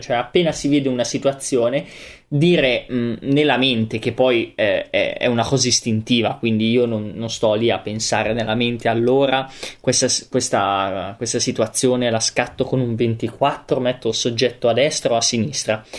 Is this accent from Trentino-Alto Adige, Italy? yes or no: no; Veneto, Italy; come un vero Veneto doc.